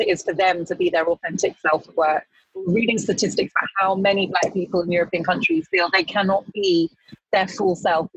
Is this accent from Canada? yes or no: no; United Kingdom; When I was growing up in Britain as a mixed race girl, black girl of Ghanaian heritage